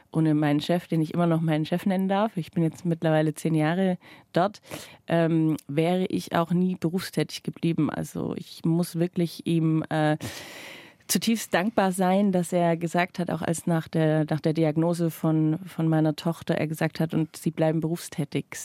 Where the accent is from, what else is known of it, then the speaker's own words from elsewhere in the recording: Baden-Württemberg, Germany; accent: Swabian; mein leichtes Schwäbisch erkannt. Und man kann sozusagen sagen, dass ich meinen heutigen Job meinem Dialekt mit zu verdanken habe.